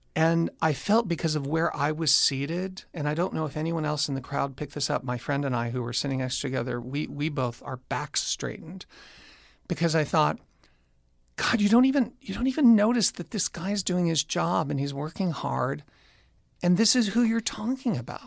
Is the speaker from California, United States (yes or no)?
yes; Orange County, California, United States; also born or lived in Long Beach, California; I was born in Long Beach, but raised primarily in Orange County, California.